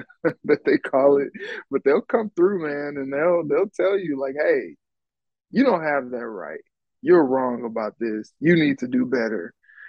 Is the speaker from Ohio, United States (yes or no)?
yes; Cincinnati, Ohio, United States; now in Minnesota, United States; People, I came from Cincinnati, and that was something that I kind of understood because, if you're a Bengals fan, you're a Reds fan, people are in misery there.